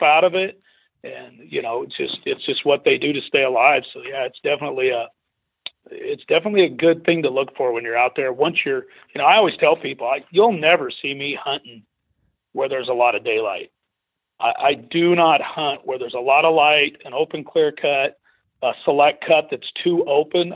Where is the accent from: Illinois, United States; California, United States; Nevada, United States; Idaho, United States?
Idaho, United States; I grew up in Idaho where it's illegal to bait